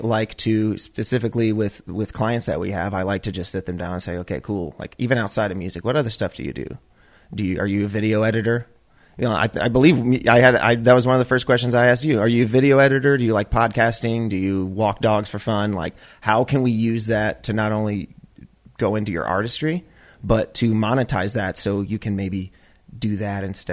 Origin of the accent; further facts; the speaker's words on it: Chicago, Illinois, United States; we're all from Chicago